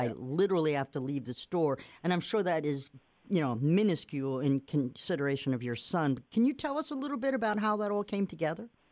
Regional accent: Nantucket, Massachusetts, United States; moved away; I'm from Nantucket, Massachusetts, an island

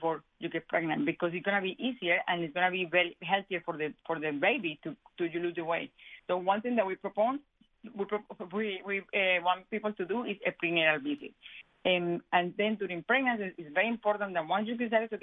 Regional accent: Colombia; moved away; I am Hispanic, and I am from Colombia

